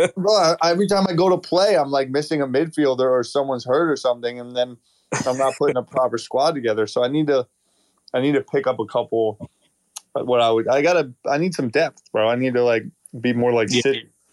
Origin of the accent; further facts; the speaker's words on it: United States; as an American